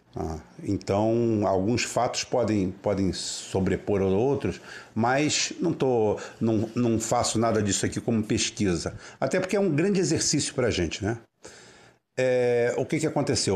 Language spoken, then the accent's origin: Portuguese; Brazil; nós somos brasileiros